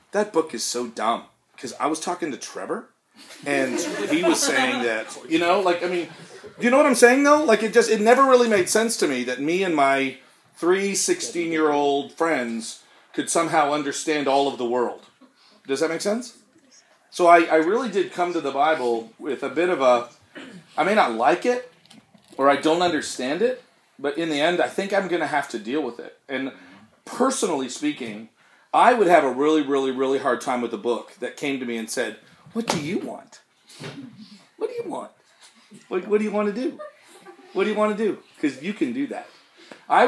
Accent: Canada; We're Canadian

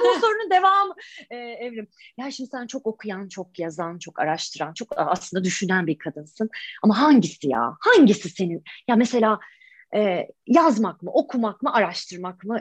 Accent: Turkey; moved away as an adult; now in United Kingdom; ben Taşra'da doğdum, büyüdüm.

